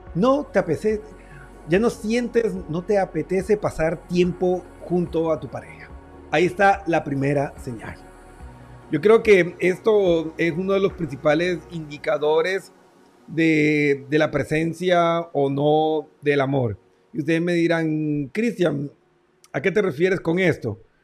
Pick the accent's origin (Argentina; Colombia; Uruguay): Colombia; Barranquilla, Atlántico; mi tierra hermosa Barranquilla